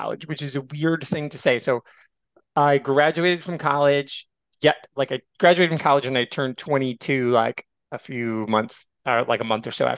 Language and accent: English; Michigan, United States; where I grew up in Michigan, it was a little small town